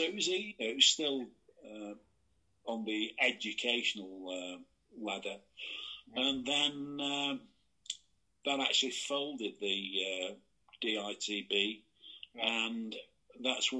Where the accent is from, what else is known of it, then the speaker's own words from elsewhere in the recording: the north of England, United Kingdom; I'm a Northerner. I'm proud. Yeah, I don't ram it down people's throat, but I'm very proud of being a Northerner